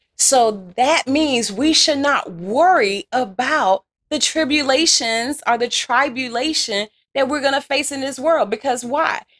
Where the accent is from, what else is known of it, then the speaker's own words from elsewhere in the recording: Louisiana, United States; accent: country Southern; I'm from Louisiana